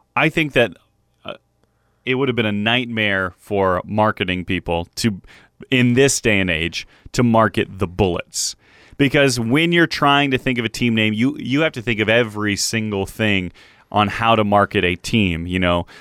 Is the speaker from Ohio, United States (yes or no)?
yes; Cleveland, Ohio, United States; Growing up in Cleveland, I had several merchandise items with Chief